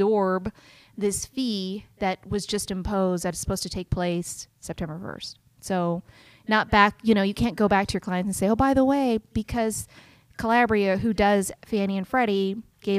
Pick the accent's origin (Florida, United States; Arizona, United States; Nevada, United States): Nevada, United States; Henderson; I am from the Hendertucky area